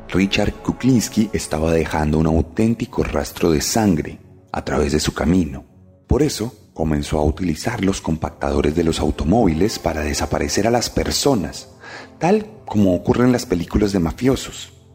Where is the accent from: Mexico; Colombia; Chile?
Colombia; aquí en Colombia